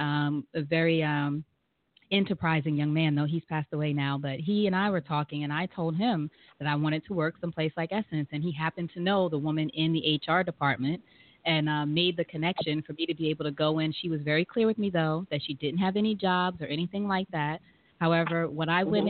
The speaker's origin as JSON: {"language": "English", "region": "New York", "country": "United States", "moved": "as an adult", "lives_now": "Atlanta, United States", "said": "And I'm originally from New York in the States, but I'm living in and now in Atlanta, Georgia"}